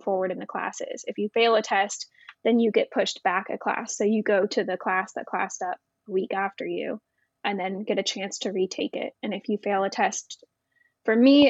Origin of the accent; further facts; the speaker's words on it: Grove City, Ohio, United States; also born or lived in Florida; I was born in Florida, but primarily raised in Grove City, Ohio, a suburb of Columbus